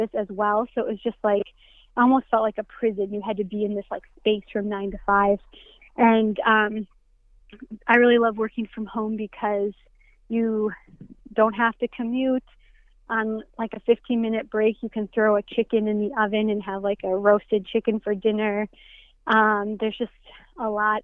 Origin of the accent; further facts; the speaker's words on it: Minnesota, United States; moved away as an adult; also born or lived in Hungary; I've moved back to Minnesota after being gone for 10 years. I grew up in Minnesota